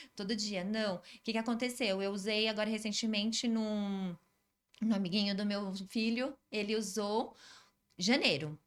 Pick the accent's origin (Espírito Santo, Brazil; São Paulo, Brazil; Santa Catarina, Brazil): São Paulo, Brazil; also born or lived in Araraquara; eu sou de São Paulo